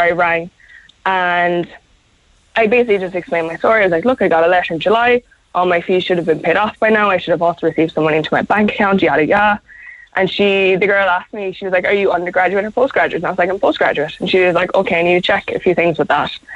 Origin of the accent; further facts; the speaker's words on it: South Kerry, Munster, Ireland; moved away as an adult; also born or lived in Cork; I'm from Carceline down in South Kerry